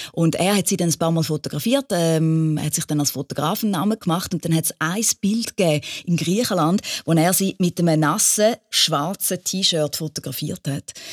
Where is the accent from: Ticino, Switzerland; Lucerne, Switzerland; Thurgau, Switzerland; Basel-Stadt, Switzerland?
Thurgau, Switzerland; bei uns im Thurgau